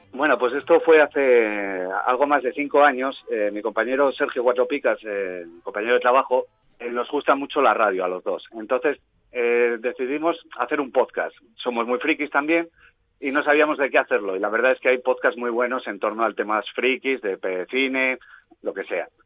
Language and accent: Spanish; Vitoria-Gasteiz, Basque Country, Spain; como soy de Vitoria, soy socio del Alavés